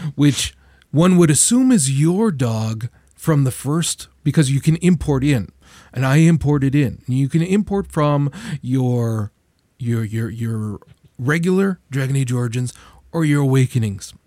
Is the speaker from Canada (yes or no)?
yes; Canada; as a Canadian